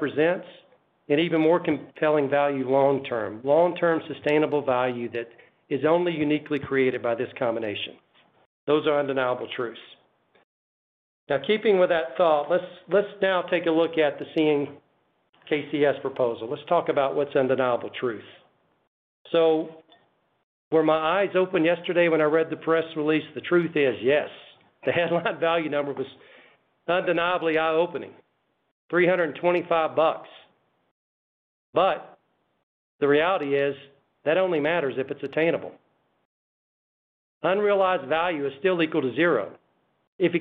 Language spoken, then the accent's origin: English; Chicago, Illinois, United States; I'm a Chicagoan. I live in Chicago